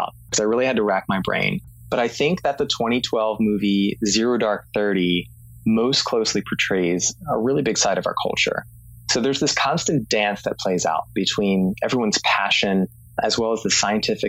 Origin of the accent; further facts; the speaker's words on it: Philadelphia, Pennsylvania, United States; my hometown of Philadelphia